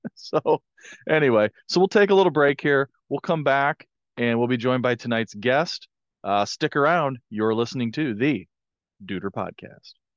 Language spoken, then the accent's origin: English; Hicksville, Ohio, United States; I'm from Hicksville, Ohio